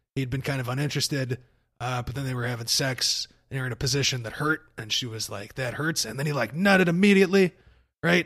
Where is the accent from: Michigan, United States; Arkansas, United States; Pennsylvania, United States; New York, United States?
Arkansas, United States; I grew up in Arkansas